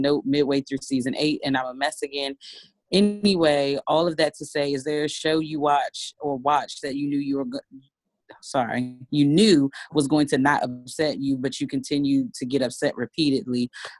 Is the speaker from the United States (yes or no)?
no; Canada; I was raised in Canada, and I absolutely love it.